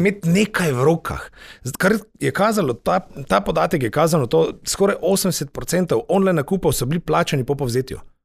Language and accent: Slovenian; Slovenia; smo Slovenci